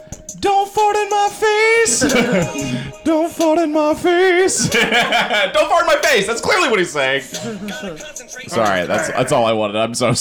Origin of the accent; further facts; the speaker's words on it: North Carolina, United States; I grew up in North Carolina